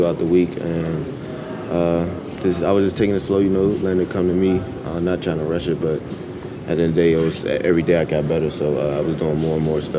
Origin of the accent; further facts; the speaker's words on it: Pittsburgh, Pennsylvania, United States; moved away; I watched the Steelers when I was little, so being a Steelers fan, being from Pittsburgh